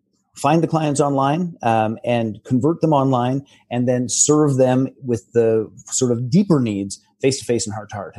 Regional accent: Canada; I'm a Canadian almost farm kid

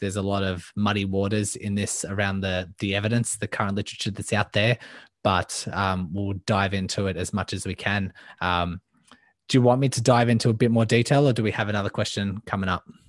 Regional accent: Melbourne, Victoria, Australia; I am from Melbourne, Australia, born and raised

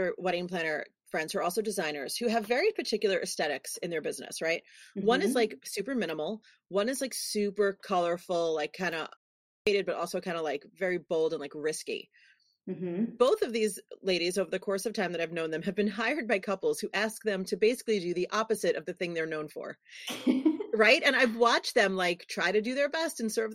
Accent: New York City, New York, United States; I'm a girl from New York City

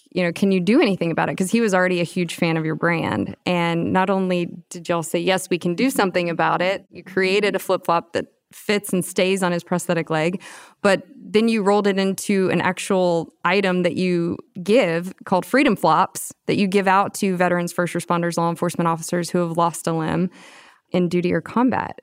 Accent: Austin, Texas, United States; I'm from Austin

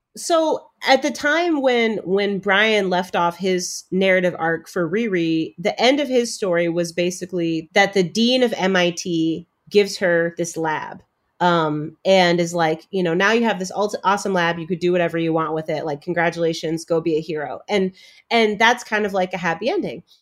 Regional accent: Chicago, Illinois, United States; also born or lived in Cambridge, Massachusetts; I have myself been a Black girl growing up in Chicago

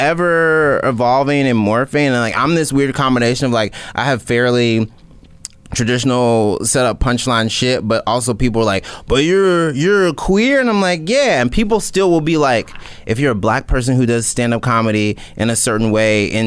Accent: Mississippi, United States; I'm from Mississippi

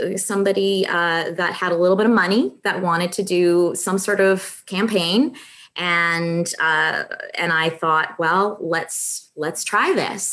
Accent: Brandon, Manitoba, Canada; moved away; also born or lived in Winnipeg; I started off, you know, out west in farming country. So I'm not from Winnipeg. I'm from further west, the Brandon area, which is a real rural area.

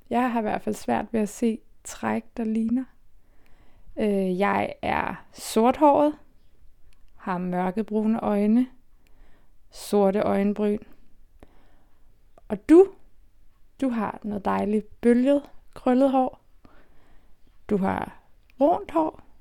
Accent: Copenhagen, Capital Region of Denmark, Denmark; Jeg er født og opvokset i København.

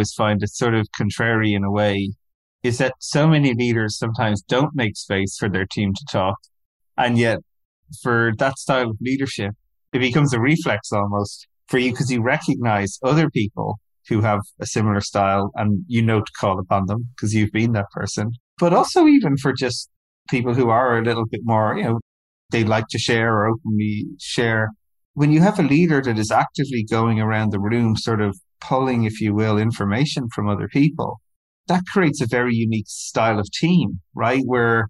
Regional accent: Ireland; I grew up in Ireland

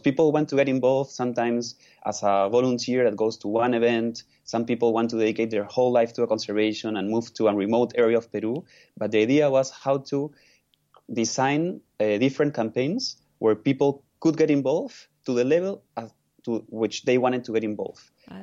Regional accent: Lima, Peru; I was born in, in one of the in the largest city of Peru, mm-hmm. which is Lima

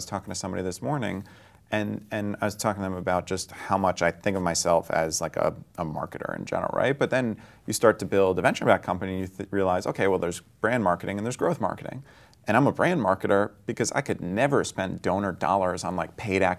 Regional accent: New York, United States; I think of myself as like a New Yorker with, you know, probably the interests of a Bay Area person, right?

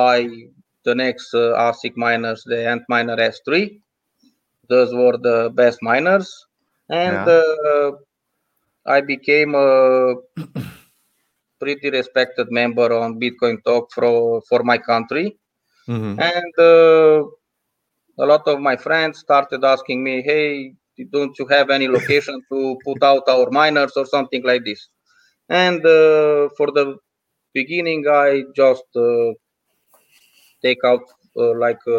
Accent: Romania; I'm from Europe, from Romania

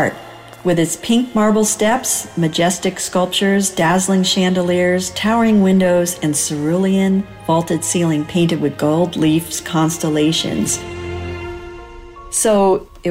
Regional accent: Connecticut, United States; now in Colorado, United States; I grew up in Connecticut. I live in Colorado now.

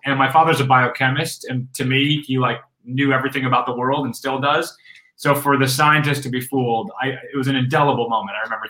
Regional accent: Rochester, New York, United States; I was at a pumpkin patch in upstate New York. I grew up in Rochester, New York.

